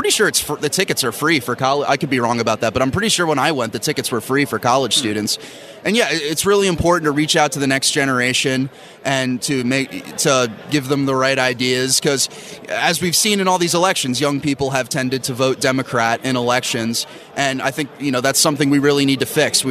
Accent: Bucks County, Pennsylvania, United States; also born or lived in Northeast Philadelphia; I was born in Northeast and grew up in Bucks County, just outside the city

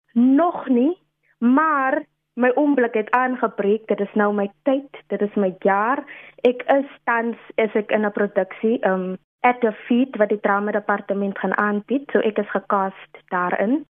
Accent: Steinkopf, Northern Cape, South Africa; now in Stellenbosch, South Africa; ek is oorspronklik van Steenkof daar in Namakwa land. Dis 'n regte trotse Kaunar, soos ons onsself noem.

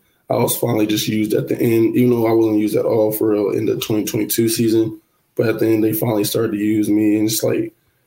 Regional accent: Louisville, Kentucky, United States; born or raised there; moved away

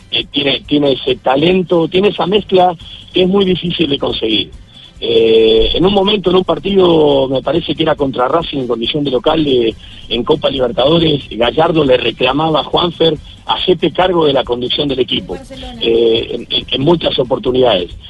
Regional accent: Argentina; que como argentinos en algún punto sentimos orgullo y en otro como argentinos sentimos vergüenza

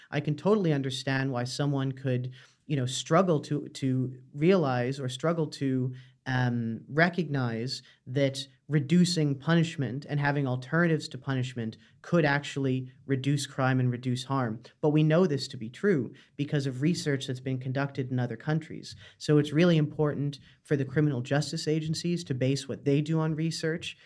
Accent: Canada; moved away as an adult; now in Dublin, Ireland; I'm from Canada originally, but I've lived in Ireland about five years now.

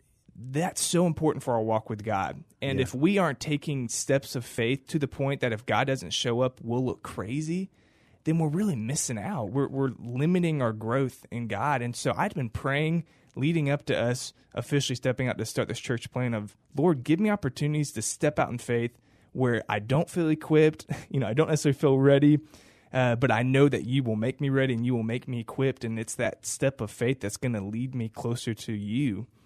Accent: Cibolo, Texas, United States; I grew up in the Shirt-Cibolo area until high school, moved off, got married, worked a couple different churches

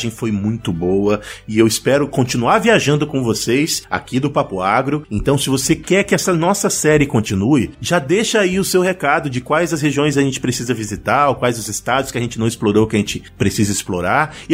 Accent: Pará, Brazil; porque eu sou do Pará, eu sou do Pará e tem, teve, tiveram muitos paranenses que se, se, eh, se mudaram do Paraná para o Pará

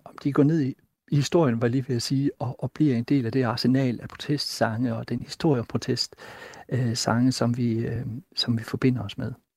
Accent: Himmerland, North Denmark Region, Denmark; jeg voksede op i Himmerland

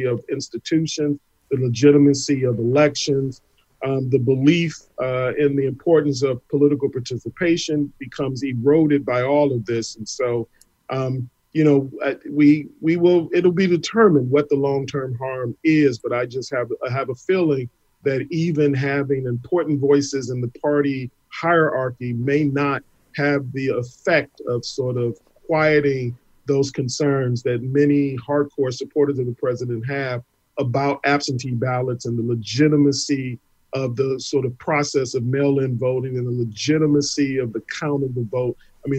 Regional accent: Detroit, Michigan, United States; And, and as you know, Detroit is my hometown, so I've got a sort of a warm sort of a spot in my heart about the city

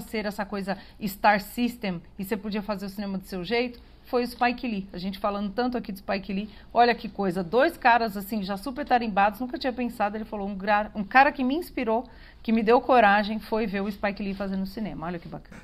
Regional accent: São Paulo, Brazil; eu que sou paulistana

